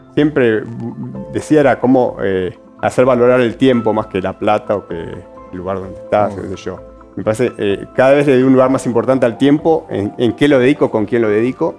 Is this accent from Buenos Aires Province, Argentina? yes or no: yes; Bella Vista, Buenos Aires Province, Argentina; moved away as an adult; now in Salta, Argentina; yo que me crié en un lugar suburbano, yo me crié en Bellavista